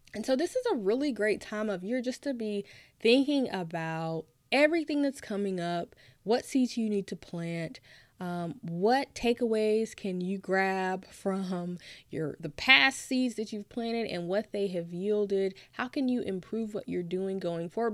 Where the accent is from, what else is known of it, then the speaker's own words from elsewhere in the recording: Nashville, Tennessee, United States; moved away; I'm originally from Nashville, Tennessee